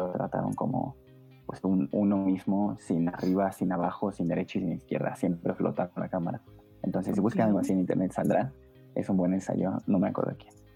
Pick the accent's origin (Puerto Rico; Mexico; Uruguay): Mexico; como mexicanos